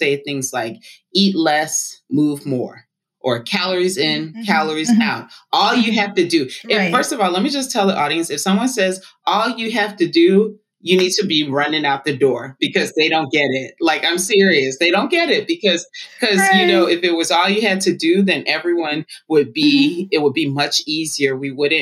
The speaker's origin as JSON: {"language": "English", "town": "Atlanta", "region": "Georgia", "country": "United States", "tie": "born or raised there", "said": "I grew up in Atlanta, Georgia. I'm first generation Liberian American"}